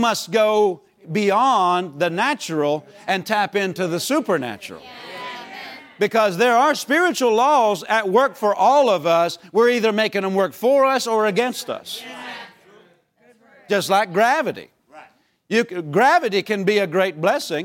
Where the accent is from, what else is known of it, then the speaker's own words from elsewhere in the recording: Pennsylvania, United States; moved away as an adult; also born or lived in Tulsa, Oklahoma; we grew up in Pennsylvania